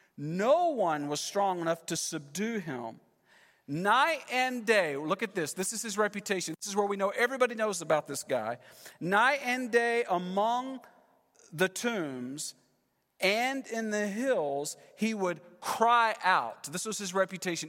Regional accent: Texas, United States; moved away as an adult; also born or lived in California; We're from Texas, moved to California, ten years, we're back, been here three months

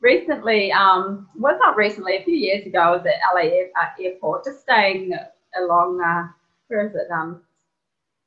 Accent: New Zealand; I'm from New Zealand.

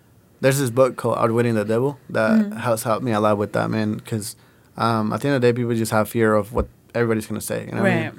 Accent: Puerto Vallarta, Jalisco, Mexico; now in United States; I was born in Puerto Vallarta.

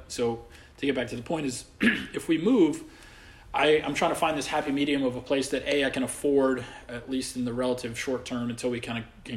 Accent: Saudi Arabia; now in New York, United States; I grew up over in Saudi Arabia

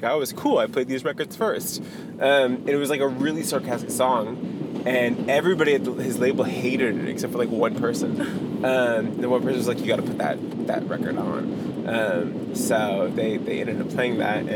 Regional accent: Fairfield, Maine, United States; I grew up in Fairfield, Maine, which is like 2.5 hours north.

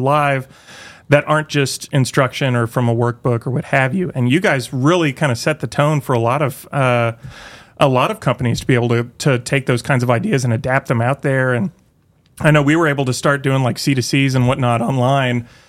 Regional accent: Tulsa, Oklahoma, United States; now in Northwest Arkansas, United States; I grew up in Tulsa, Oklahoma

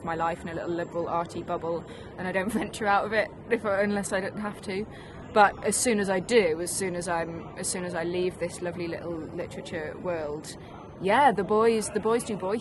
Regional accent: Preston, North West England, United Kingdom; also born or lived in Didsbury; I grew up in Preston

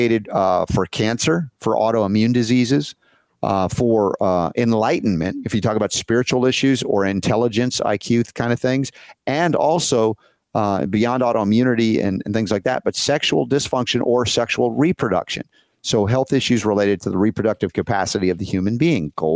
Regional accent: Georgia, United States; growing up in Georgia

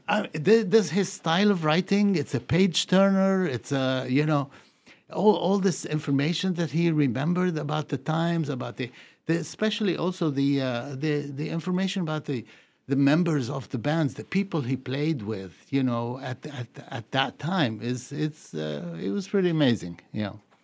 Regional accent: Beirut, Beirut Governorate, Lebanon; also born or lived in Puerto Rico; now in New England, United States; I grew up in Beirut

